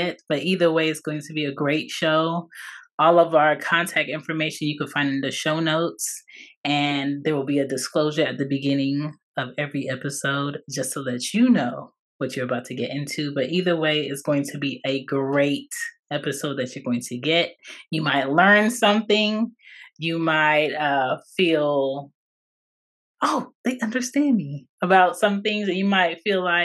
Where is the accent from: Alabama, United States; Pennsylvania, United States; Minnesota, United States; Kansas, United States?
Pennsylvania, United States; Philadelphia; I was born in Philadelphia, PA, on the East Coast